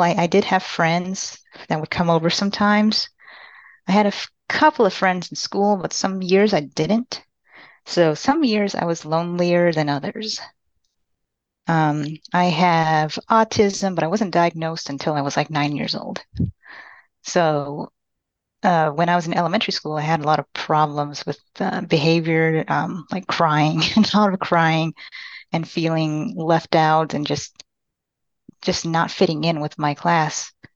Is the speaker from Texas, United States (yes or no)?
yes; Austin, Texas, United States; also born or lived in Panama City, Panama / San Marcos, Texas; I'm from Panama City, Panama, but I was raised in Austin, Texas